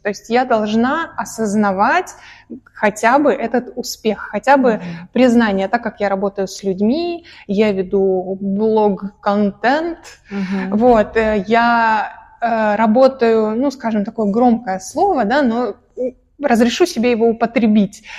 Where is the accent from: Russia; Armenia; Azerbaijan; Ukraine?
Russia; Caucasus; я э, родилась и выросла на Кавказе, угу. э, хоть и сама русская